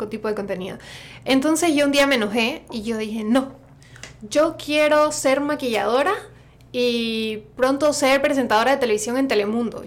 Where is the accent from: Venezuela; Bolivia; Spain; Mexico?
Bolivia; Santa Cruz de la Sierra, Santa Cruz; accent: Santa Cruz; partly Argentine; moved away as an adult; now in San Francisco Bay Area, United States; El acento de Santa Cruz, yo soy de Santa Cruz de la Sierra, porque igual en Bolivia tenemos muchos acentos y maneras de hablar.